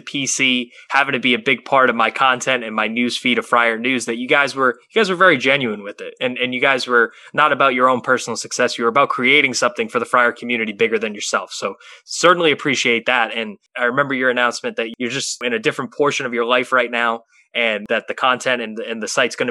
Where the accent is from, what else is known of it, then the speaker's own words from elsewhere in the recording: Rhode Island, United States; growing up in the Rhode Island area as I have